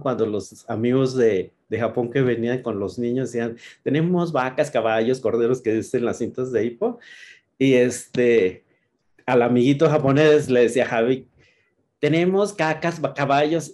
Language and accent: Spanish; Chihuahua, Mexico; moved away; Nosotros somos originarios de Chihuahua